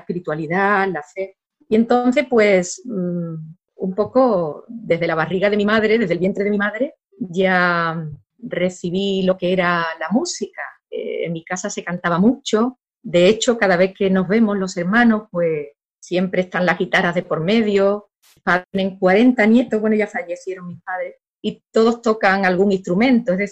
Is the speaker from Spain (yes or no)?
yes; San Fernando, Andalusia, Spain; yo soy de San Fernando, de Cádiz, del sur de España, muy cerquita ya África, la zona de más luz de Europa.